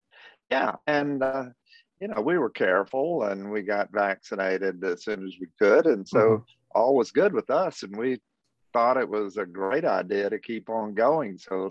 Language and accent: English; Athens, Georgia, United States; But growing up in Athens, I saw it all.